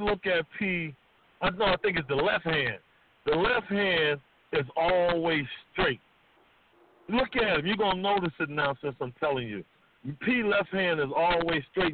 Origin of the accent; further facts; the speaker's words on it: New Orleans, Louisiana, United States; moved away as an adult; also born or lived in Richmond, California; me and Master P, you gotta understand, we are from New Orleans, Louisiana, right? We still got these accents